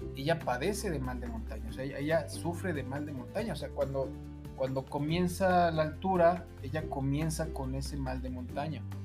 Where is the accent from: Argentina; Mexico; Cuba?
Mexico; uno como mexicano